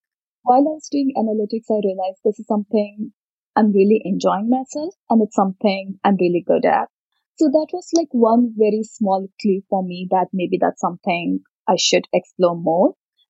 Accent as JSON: {"language": "English", "region": "Uttar Pradesh", "country": "India", "tie": "born or raised there", "said": "Dad had a government job, doctor at the government in a government job, so we moved across a few different places in Uttar Pradesh, Saharanpur, Rampur. Right now, my parents live in a small city called Banda."}